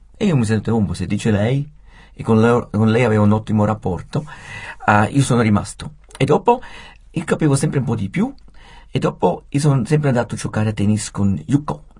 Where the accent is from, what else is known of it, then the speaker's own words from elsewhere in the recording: Switzerland; moved away as an adult; also born or lived in Japan; come svizzero e straniero